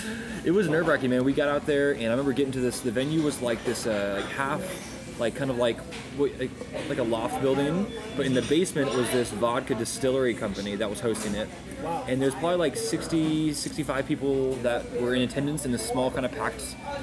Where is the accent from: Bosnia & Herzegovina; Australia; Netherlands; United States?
United States; Dallas, Texas; it can work outside of DFW. Like, it can work outside of my hometown.